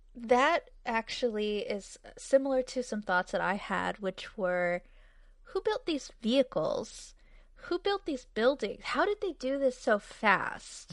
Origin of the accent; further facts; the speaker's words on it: New England, United States; moved away; also born or lived in Arizona / California; I'm from New England, but I lived in Arizona for twelve years, and I lived in California for six years after